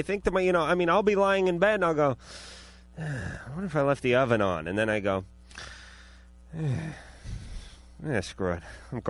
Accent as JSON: {"language": "English", "region": "New York", "country": "United States", "said": "Listen, I'm from New York. That gives me a license to be an a-hole, and everyone will forgive me because I'm from New York."}